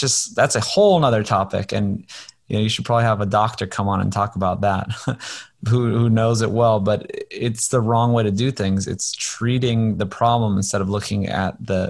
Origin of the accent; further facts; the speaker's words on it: Hawaii, United States; I grew up in Hawaii